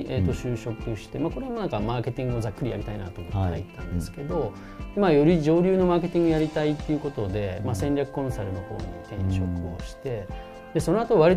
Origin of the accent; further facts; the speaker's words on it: western Shizuoka, Japan; moved away as an adult; もともと出身は静岡で、はい、ですごい田舎の町で育ったの